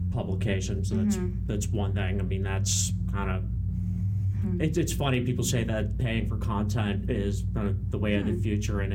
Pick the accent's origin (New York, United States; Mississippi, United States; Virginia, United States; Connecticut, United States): Virginia, United States; Northern; also born or lived in New Hampshire; the Northern Virginia kid